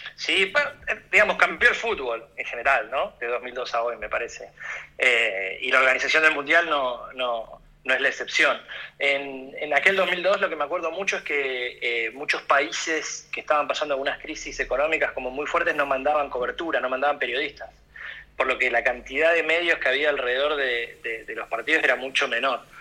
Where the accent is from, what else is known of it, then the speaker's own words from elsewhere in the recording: Argentina; como argentino